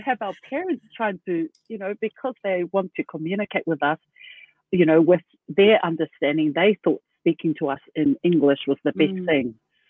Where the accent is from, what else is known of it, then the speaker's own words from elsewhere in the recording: Auckland, New Zealand; first language Tongan; moved away as an adult; now in Japan; We were all born in New Zealand, you know. We're all born and raised in Onehunga, like the three of us, the three oldest in Onehunga